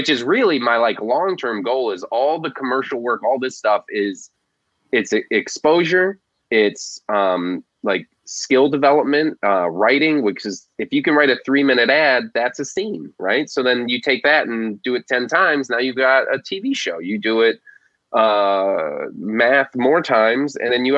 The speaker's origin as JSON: {"language": "English", "region": "Florida Keys", "country": "United States", "tie": "born or raised there", "said": "I grew up in the Florida Keys"}